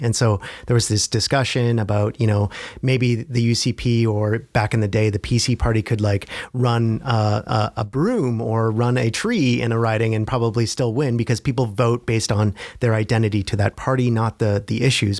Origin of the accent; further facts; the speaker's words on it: Ontario, Canada; I come from Ontario where liberalism is kind of in the D N